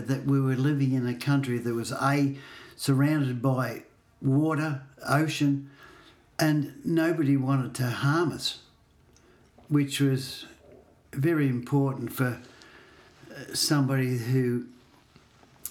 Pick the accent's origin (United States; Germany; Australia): Australia; Torquay, Victoria; I grew up in Torquay